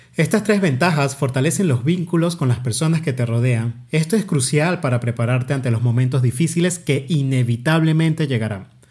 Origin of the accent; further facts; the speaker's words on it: Venezuela; now in Mexico; la montaña más alta de mi país de origen Venezuela